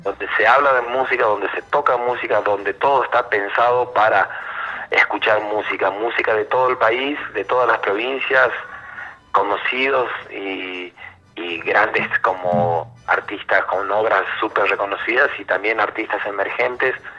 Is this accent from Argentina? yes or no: yes; Argentina; nosotros como argentinos